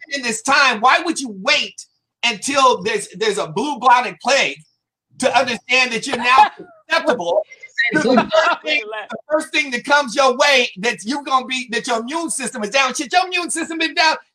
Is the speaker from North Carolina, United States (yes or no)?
no; Compton, California, United States; You know, I'm from Southside. I'm, you know, I'm from CPT.